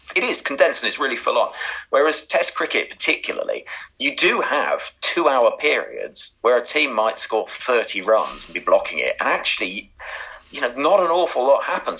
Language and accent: English; Oxford, South East England, United Kingdom; I grew up in Oxford